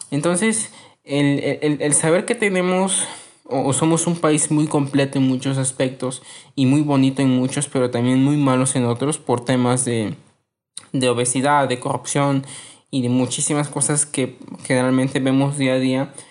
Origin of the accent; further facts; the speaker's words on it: Mexico; Somos mexicanos. ¿Qué nos conforma como mexicanos?